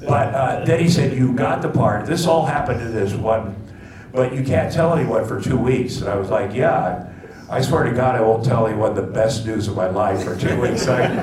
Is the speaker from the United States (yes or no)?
yes; Ottumwa, Iowa, United States; Well, when I was a kid, I was raised from Ottumwa, Iowa, which is a little Iowa town, a meatpacking town.